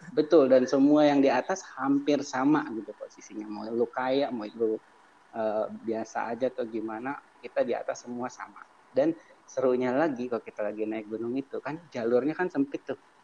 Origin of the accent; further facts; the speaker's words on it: Cilegon, Banten, Indonesia; kita kan dari Cilegon